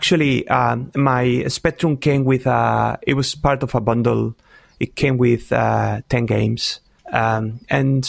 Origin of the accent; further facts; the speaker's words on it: Spain; English is a second language; back then, for example, we didn't speak English